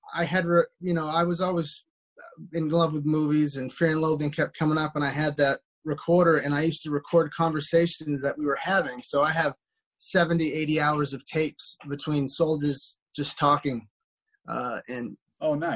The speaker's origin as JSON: {"language": "English", "town": "Dixfield", "region": "Maine", "country": "United States", "tie": "born or raised there", "also_born_or_lived": "New Hampshire", "moved": "as an adult", "said": "I grew up in Dixfield, Maine, uh, near Rumford, Mexico, Sunday River, that area."}